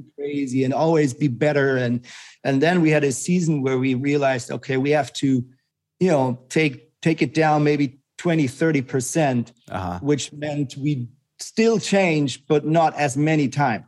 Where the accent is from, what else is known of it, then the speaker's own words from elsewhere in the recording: Germany; moved away as an adult; also born or lived in Switzerland / Zurich, Switzerland; I am Swiss, like my passport is Swiss, but I grew up in Germany. I moved to Switzerland when I was about 19